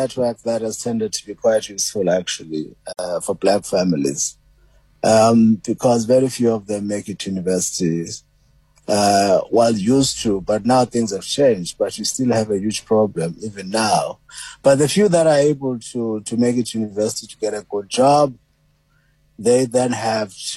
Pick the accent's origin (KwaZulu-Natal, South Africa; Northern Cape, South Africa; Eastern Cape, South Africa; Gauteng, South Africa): Eastern Cape, South Africa; Port Elizabeth; Well, I grew up in PE, actually, in Zwide. Born in New Brighton, grew up in Zwide, PE.